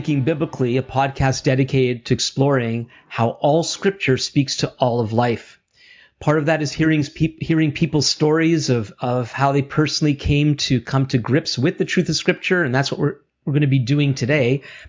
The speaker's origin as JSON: {"language": "English", "country": "Canada", "said": "I'm Jewish Canadian"}